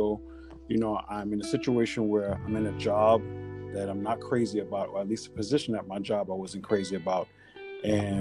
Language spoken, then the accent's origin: English; Panama; I am from Panama, so I am of West Indian and Hispanic descent.